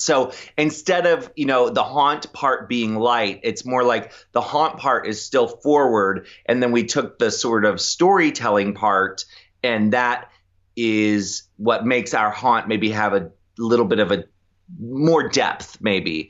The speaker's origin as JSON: {"language": "English", "town": "Annapolis", "region": "Maryland", "country": "United States", "tie": "born or raised there", "also_born_or_lived": "Ocean City, Maryland", "said": "I grew up in Annapolis, but my parents had a beach"}